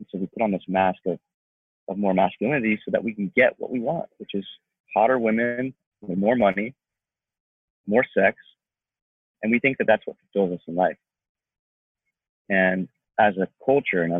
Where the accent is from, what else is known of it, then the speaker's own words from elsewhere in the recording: Atlanta, Georgia, United States; moved away as an adult; now in Los Angeles, United States; I'm from Atlanta, Georgia. And I moved out to LA after my inner transformation started.